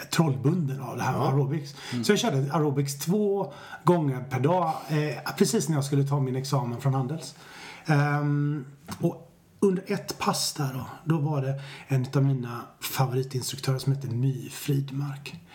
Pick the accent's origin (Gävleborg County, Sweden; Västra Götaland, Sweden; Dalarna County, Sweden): Västra Götaland, Sweden; Stenungsund; moved away as an adult; also born or lived in Japan; now in Stockholm, Sweden; Jag har bott i Stockholm i 20 år men jag föddes i Stenungsund på västkusten.